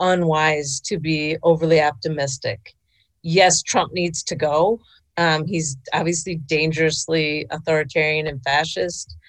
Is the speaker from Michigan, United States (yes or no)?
no; Minneapolis, Minnesota, United States; Growing up in Minneapolis, one-dimensional. I never learned, for example, about Native American history in my own state